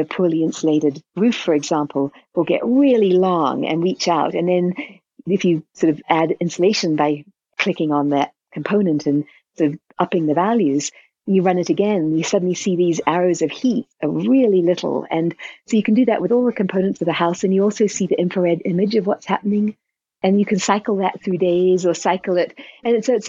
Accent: New Zealand; now in New Mexico, United States; I'm from New Zealand originally

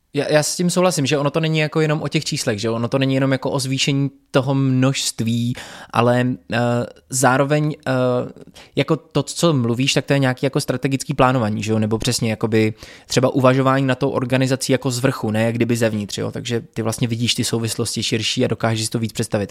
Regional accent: Tábor, South Bohemian Region, Czechia; moved away; tábor, to je město, odkud pocházím

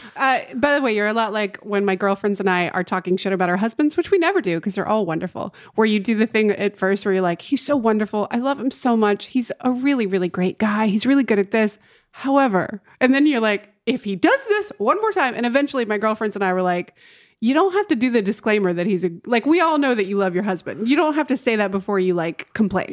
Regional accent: Winston-Salem, North Carolina, United States; moved away; the gas station in my hometown makes the best fried chicken

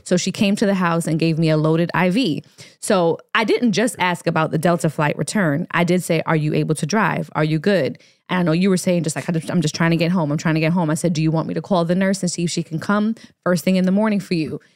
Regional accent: Jamaica; moved away; Jamaica is our favorite place to, to visit. It's where I'm from. We're both dual citizens

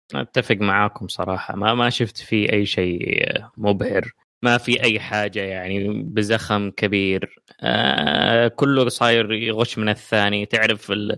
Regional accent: Saudi Arabia; عندنا في السعوديه

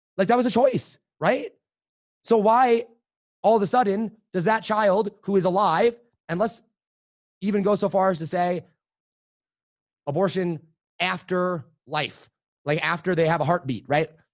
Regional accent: Madison, Wisconsin, United States; also born or lived in Colorado; now in Denver area, United States; I was born in Wisconsin

